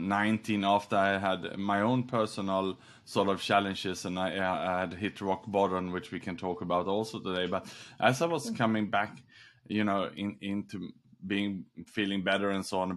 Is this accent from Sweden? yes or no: yes; Sweden; also born or lived in Australia; now in Singapore; I was born in Sweden